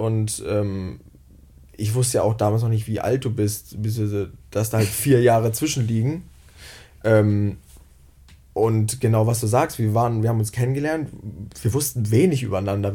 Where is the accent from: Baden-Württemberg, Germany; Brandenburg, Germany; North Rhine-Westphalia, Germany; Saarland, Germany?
North Rhine-Westphalia, Germany; near Bielefeld; moved away as an adult; now in Cologne, Germany; Ich komme ähm, aus der Nähe von Bielefeld